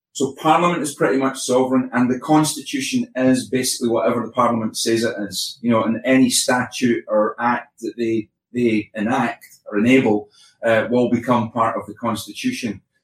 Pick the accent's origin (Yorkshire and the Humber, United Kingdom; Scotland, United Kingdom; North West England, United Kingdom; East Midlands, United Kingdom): Scotland, United Kingdom